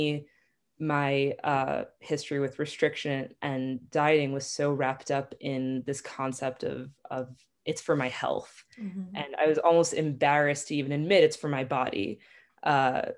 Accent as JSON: {"language": "English", "area": "Long Island", "region": "New York", "country": "United States", "moved": "as an adult", "lives_now": "Israel", "said": "I'm originally from Long Island, but I've been living in Israel for the past 5 years or so"}